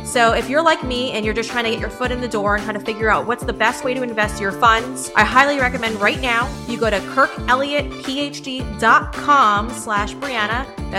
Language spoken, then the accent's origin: English; Huntington, New York, United States; I was raised in Huntington, New York with my 6 siblings.